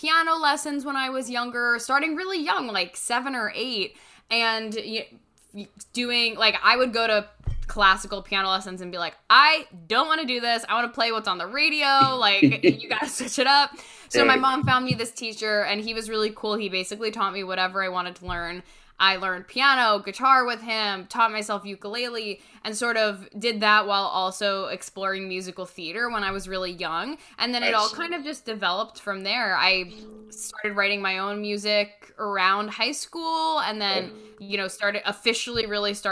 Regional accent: Westchester, New York, United States; also born or lived in Rhode Island; I grew up right outside of the city, just north in Westchester, and I went to high school and college in the city

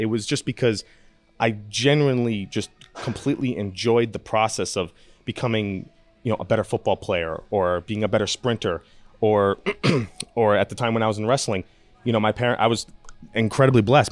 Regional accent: New York, United States; born or raised there

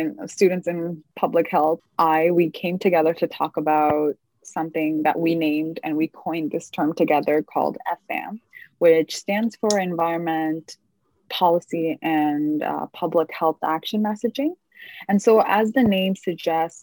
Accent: Toronto, Ontario, Canada; also born or lived in Windsor, Canada / Ottawa, Canada; I grew up mostly in Toronto and a little bit of Windsor and a bit of Ottawa.

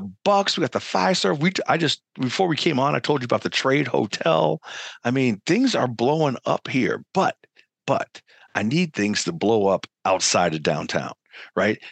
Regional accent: Chicago, Illinois, United States; now in Milwaukee, United States; I'm originally from Chicago

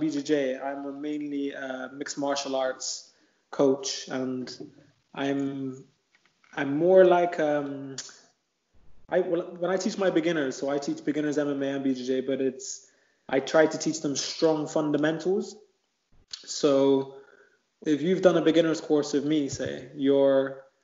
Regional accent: Bristol, South West England, United Kingdom; where I grew up in Bristol, it was a housing estate called Easton.

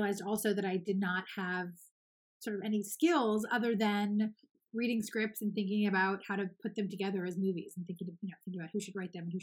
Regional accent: Los Angeles, California, United States; I'm born and raised in Los Angeles

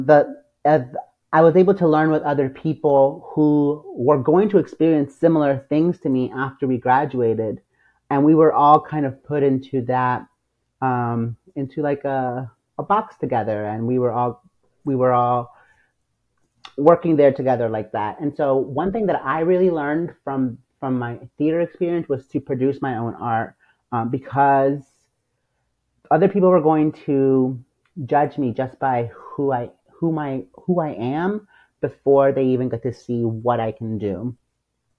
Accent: Virginia, United States; born or raised there; also born or lived in San Salvador, El Salvador / New Jersey; now in Washington, D.C., United States

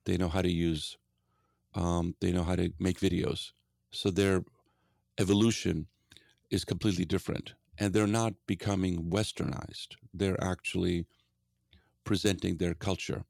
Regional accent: Gdansk, Pomeranian Voivodeship, Poland; now in Seattle, United States; I grew up in Poland

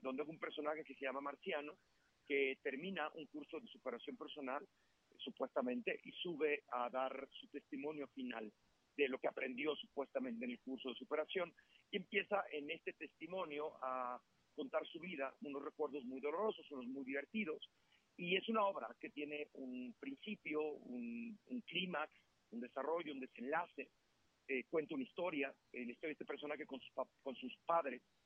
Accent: Mexico; soy mexicano

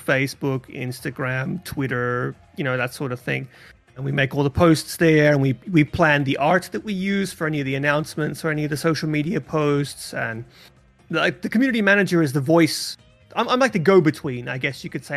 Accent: Australia; moved away; I haven't been back to the home country in a very long time, but that's where I was born and raised

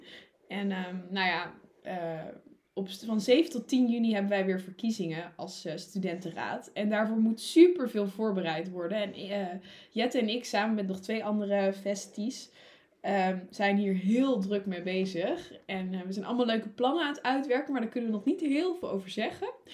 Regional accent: Utrecht, Netherlands; also born or lived in Wageningen; ik kom uit Utrecht en uh, wij wonen gewoon in een rijtjeshuis in de stad.

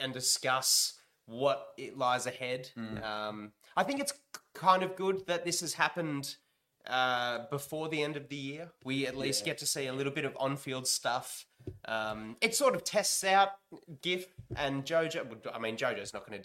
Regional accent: Australia; we're pretty ruffians, us Australians

